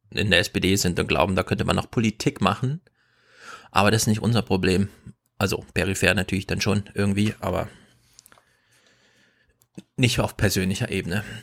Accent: Bavaria, Germany; Man kann sagen, ich komme aus Bayern.

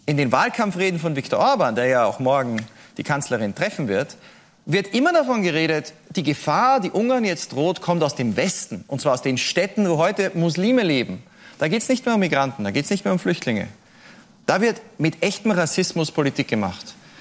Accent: Austria; Ich komme aus Österreich

